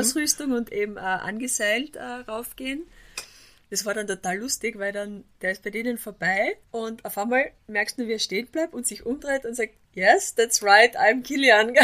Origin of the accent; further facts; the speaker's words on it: Austria; bei uns in Österreich